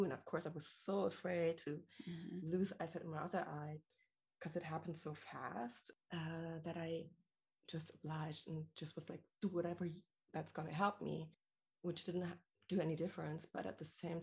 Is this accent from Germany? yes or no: yes; Germany; The way I grew up here in Germany, mostly, and apart from living abroad and partially of my childhood